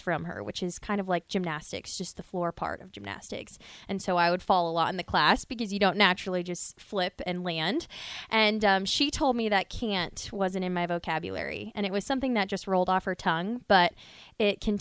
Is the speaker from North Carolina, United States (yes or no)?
no; Omaha, Nebraska, United States; we grew up in Omaha